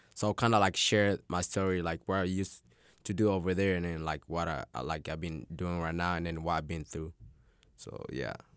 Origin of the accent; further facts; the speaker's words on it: Tanzania; now in Arkansas, United States; I was born in Tanzania.